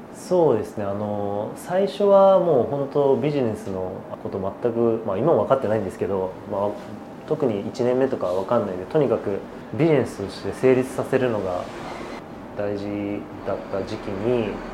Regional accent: Yokohama, Kanagawa, Japan; born or raised there

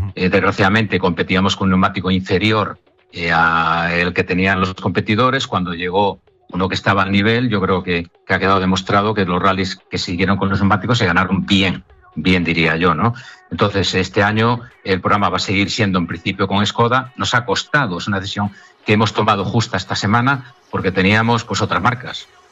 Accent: Asturias, Spain; moved away; also born or lived in Vigo, Galicia; Porque aunque yo soy asturiano, pero mi vida empresarial la desarrollé en Vigo, en Galicia.

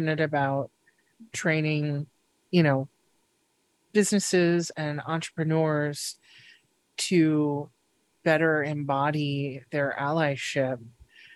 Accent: United States; as an American

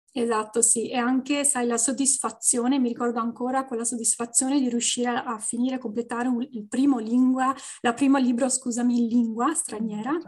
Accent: Venice, Veneto, Italy; moved away as an adult; also born or lived in Brussels, Belgium / Canada; now in Ottawa area, Canada; sono originaria di Venezia, della città di Venezia

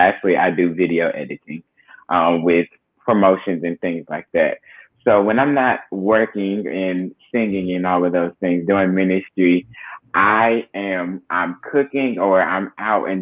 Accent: McDonough, Georgia, United States; also born or lived in Baltimore, Maryland; I was born in Baltimore, Maryland, raised in Georgia, McDonough to be exact

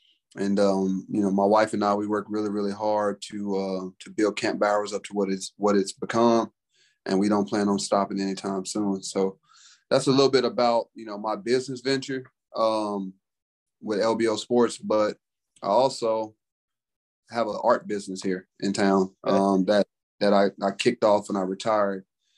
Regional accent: Memphis, Tennessee, United States; moved away as an adult; also born or lived in Missouri; I'm from Memphis, Tennessee.

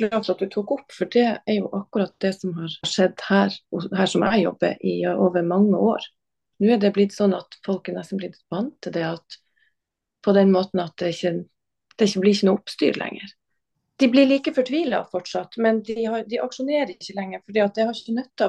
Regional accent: Harstad, Troms, Norway; Og jeg er fra Harstad, og jeg jobber i Harstad.

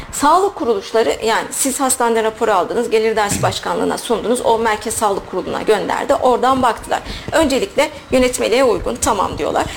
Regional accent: Sivas Province, Turkey

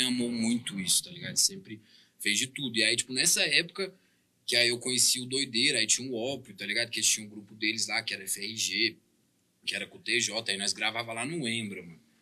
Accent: Uberlândia, Minas Gerais, Brazil; also born or lived in Belgium; eu sou daqui do Berlândia

